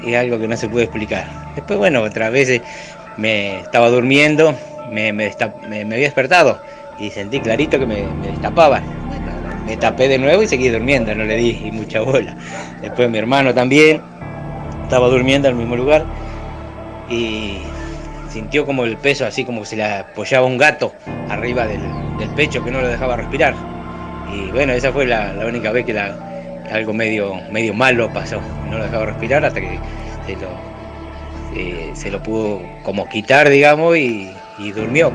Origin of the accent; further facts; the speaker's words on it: Ramallo, Buenos Aires Province, Argentina; soy acá de Ramallo, tengo un rancho en las Islas Lechiguana